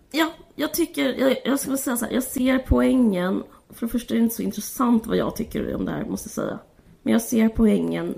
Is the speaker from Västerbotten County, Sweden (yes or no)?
no; Simrishamn, Skåne, Sweden; jag bodde utanför Simrishamn